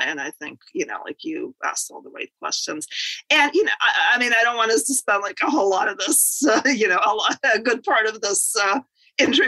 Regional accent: Moscow, Russia; moved away as an adult; now in United States; I was born in the Soviet Union in Moscow.

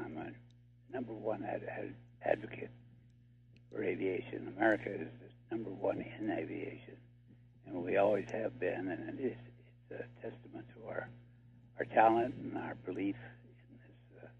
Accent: La Jolla, California, United States; I was 5 years old. I grew up in La Jolla, California, which is near San Diego.

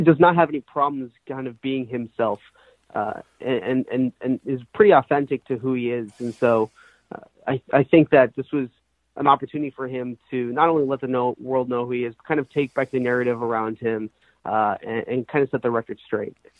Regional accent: Brookline, Massachusetts, United States; moved away as an adult; also born or lived in Ithaca, New York; now in New York City, United States; I grew up in Brookline, Massachusetts

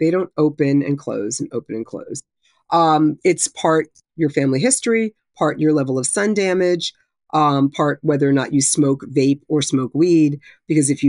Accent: New Jersey, United States; where I grew up in North Jersey

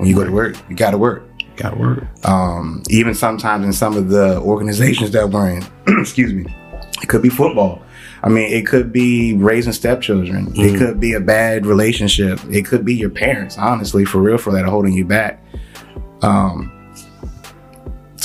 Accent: Charles County, Maryland, United States; also born or lived in Baltimore, Maryland; now in Frederick, United States; I originally grew up in Charles County, Maryland, Southern

